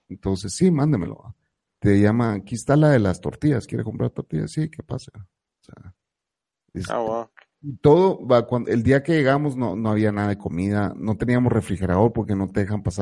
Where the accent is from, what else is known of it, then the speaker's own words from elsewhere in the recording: San Salvador, El Salvador; Pero nosotros que venimos de San Salvador, que regularmente está 25, 28, ¿me entendés?